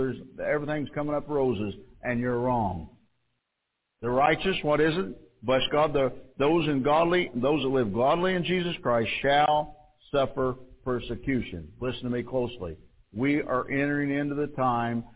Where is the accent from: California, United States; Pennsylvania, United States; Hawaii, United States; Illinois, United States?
Illinois, United States; Mount Carmel; I come from Mount Carmel